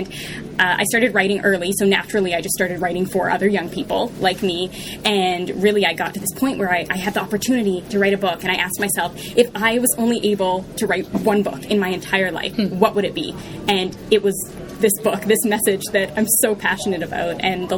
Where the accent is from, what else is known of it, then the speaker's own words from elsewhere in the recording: Vancouver, British Columbia, Canada; also born or lived in Texas; now in Halifax, Canada; I currently live in Halifax, Nova Scotia, Canada, way on the East Coast. I was born in Vancouver, though, actually, which is where I spent the first 5 years of my life, and then moved to northern British Columbia, a very small town there.